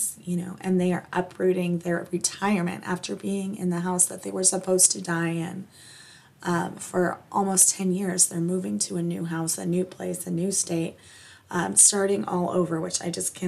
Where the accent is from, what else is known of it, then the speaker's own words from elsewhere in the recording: New Mexico, United States; moved away; I'm from New Mexico